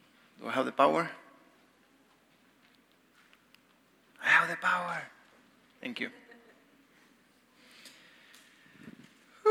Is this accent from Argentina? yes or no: yes; Argentina; moved away; I'm from Argentina.